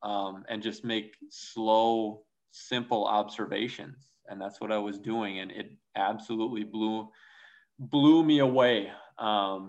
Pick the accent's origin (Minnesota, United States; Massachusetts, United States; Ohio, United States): Minnesota, United States; moved away as an adult; also born or lived in South Dakota; I grew up in Minnesota, and of course, Minnesota nice is the real deal